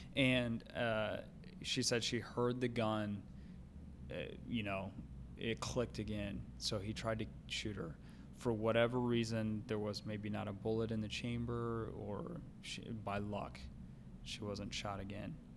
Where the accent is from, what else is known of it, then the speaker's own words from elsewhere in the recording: St. Louis area, Missouri, United States; near my hometown